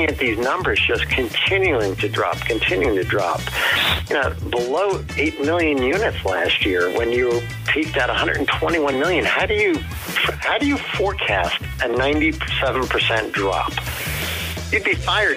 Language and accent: English; Union, New Jersey, United States; I grew up in New Jersey